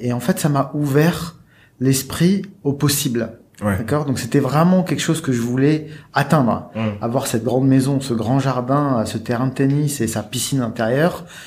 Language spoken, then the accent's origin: French; Lille, Hauts-de-France, France; also born or lived in Annecy; je suis né à Lille et, euh, j'ai grandi à Lille dans une cité